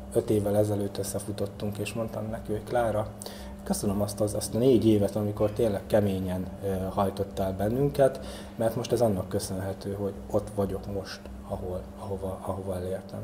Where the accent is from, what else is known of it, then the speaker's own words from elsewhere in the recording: Kótaj, Szabolcs-Szatmár-Bereg, Hungary; Tehát én Kótaiban nevelkedtem, ugye ez egy kis község itt eh, Nyíregyházától pár kilométerre